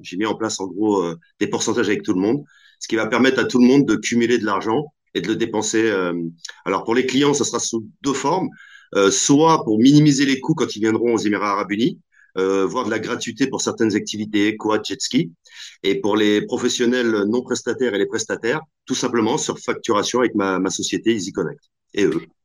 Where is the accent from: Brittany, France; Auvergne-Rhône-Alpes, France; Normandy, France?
Normandy, France; also born or lived in Algeria (ancestry); je suis d'origine euh, normande, donc je suis attaché à ma Normandie